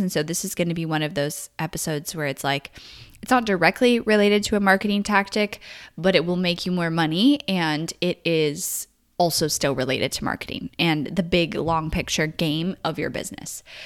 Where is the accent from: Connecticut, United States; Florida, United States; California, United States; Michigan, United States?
California, United States; I grew up in California